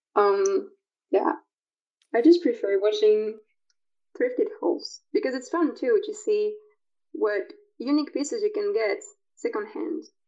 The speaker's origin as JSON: {"language": "English", "country": "France", "said": "I'm from France"}